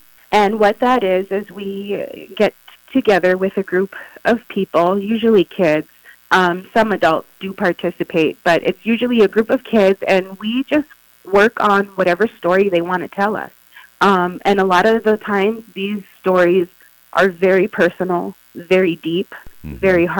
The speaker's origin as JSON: {"language": "English", "town": "San Antonio", "region": "Texas", "country": "United States", "tie": "born there", "lives_now": "Crookston, United States", "said": "So originally, I was born in San Antonio, Texas. I lived there till summer of 95. And then in 95, that summer, we moved up here to Crookston, Minnesota."}